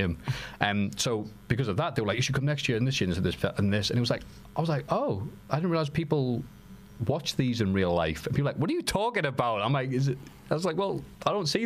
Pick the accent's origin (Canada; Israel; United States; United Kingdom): United Kingdom; accent: British; with my fine British accent